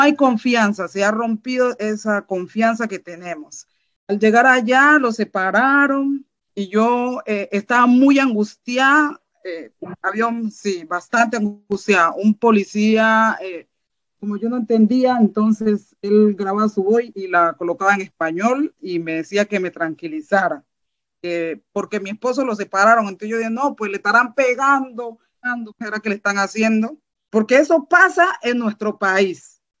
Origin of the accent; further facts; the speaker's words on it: Colombia; moved away as an adult; also born or lived in Bogotá; now in Germany; mi país de origen, Colombia